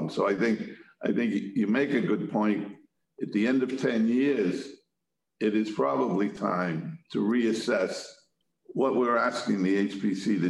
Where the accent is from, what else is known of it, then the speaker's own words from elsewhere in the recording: Quincy, Massachusetts, United States; I grew up and lived in Quincy, represent Quincy